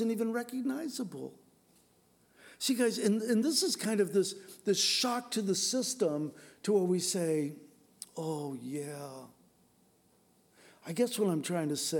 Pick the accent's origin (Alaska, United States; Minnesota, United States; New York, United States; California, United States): California, United States; San Diego; moved away; also born or lived in Washington; I grew up in San Diego, and we lived in Poway